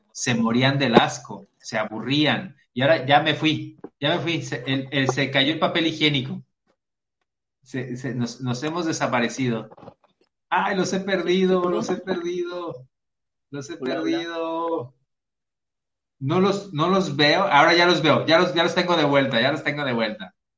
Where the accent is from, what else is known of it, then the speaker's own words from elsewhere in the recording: Mexico; los mexicanos cantinfleamos